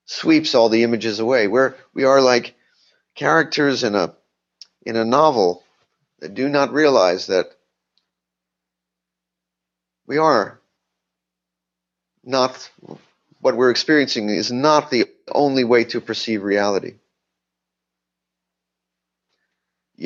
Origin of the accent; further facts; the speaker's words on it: Miami, Florida, United States; moved away; I grew up in Miami in a Jewish community